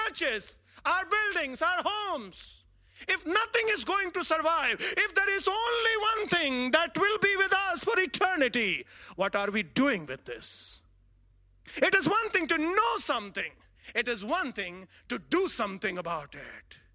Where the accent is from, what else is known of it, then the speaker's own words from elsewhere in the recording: Varanasi, Uttar Pradesh, India; I come from India, a very large city, Varanasi